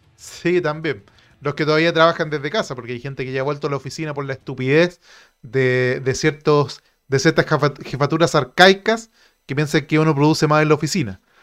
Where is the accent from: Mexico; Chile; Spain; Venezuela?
Chile